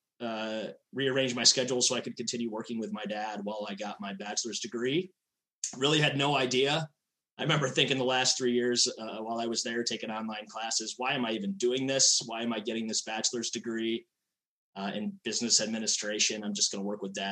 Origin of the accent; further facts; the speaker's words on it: Hudsonville, Michigan, United States; I am from Hudsonville, Michigan, just west of Grand Rapids, you know, big, like the CRC epicenter there. And that's where I grew up